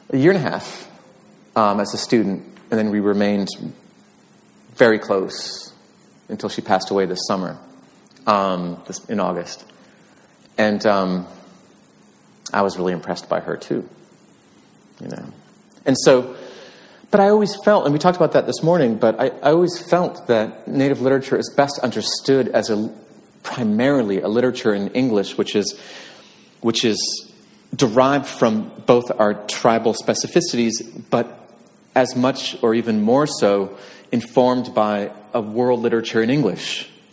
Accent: near Bemidji, Leech Lake Reservation, northern Minnesota, United States; northern Minnesota, about eight miles, eight miles west of Cass Lake, uh, right on the border, about seven miles east of Bemidji

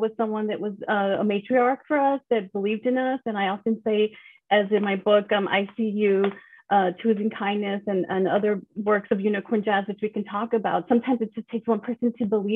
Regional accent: El Paso, Texas, United States; I grew up in El Paso, Texas

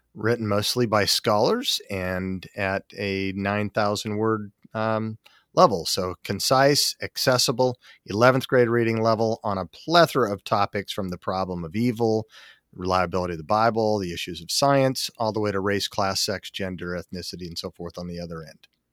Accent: Salt Lake City, Utah, United States; I grew up in Salt Lake City, Utah, as a seventh generation Mormon

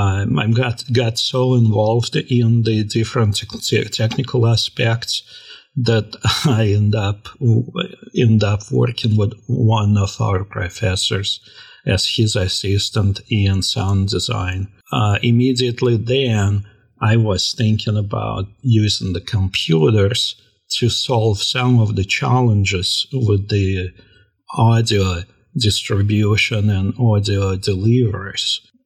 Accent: Russia; now in United States; When I came to this country from Russia in 1994, I went to a college in New York

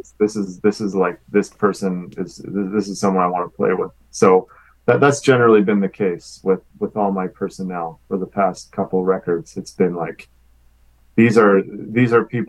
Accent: Winnipeg, Manitoba, Canada; I grew up in Winnipeg

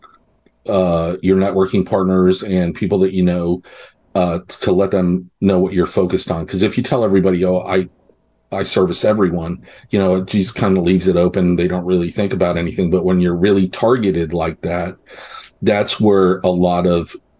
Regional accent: New York, United States; now in Texas, United States; I was born in New York.

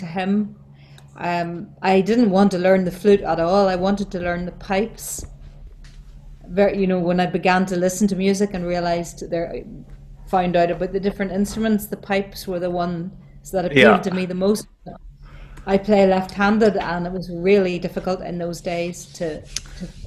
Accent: County Down, Northern Ireland, United Kingdom; moved away as an adult; also born or lived in Belfast; now in Dublin, Ireland; I moved to Belfast from County Down when I got married in 1977.

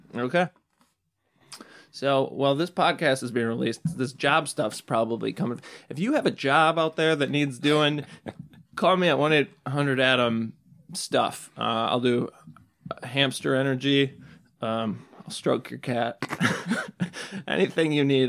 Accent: suburb of Madison, Wisconsin, United States; I'm from a small suburb of Madison

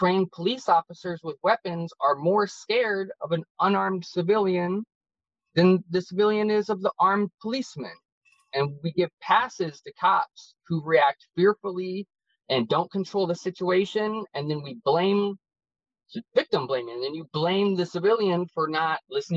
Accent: United States; being American. Growing up, we were told you're the greatest country alive

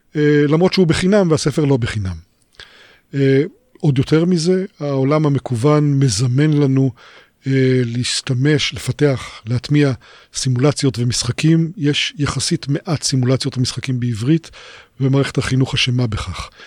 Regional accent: Israel; אני נולדתי בקיבוץ

